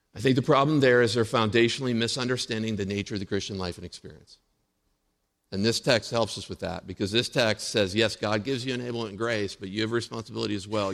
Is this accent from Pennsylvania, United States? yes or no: yes; Indiana, Pennsylvania, United States; in Indiana, Pennsylvania. That's where I grew up, born and raised in Indiana.